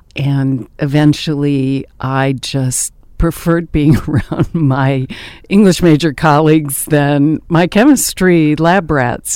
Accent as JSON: {"language": "English", "area": "the Adirondacks", "region": "upstate New York", "country": "United States", "tie": "born or raised there", "also_born_or_lived": "Indiana / Ithaca, New York / Maryland", "moved": "as an adult", "said": "I was born and raised in the Adirondacks in upstate New York in a little mining town"}